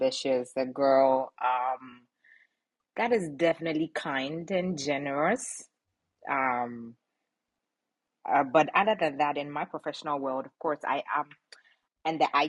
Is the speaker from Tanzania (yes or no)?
no; Ghana; moved away; where I'm from, I was born in Ghana, West Africa, proud one. And, you know, so that's where I'm from.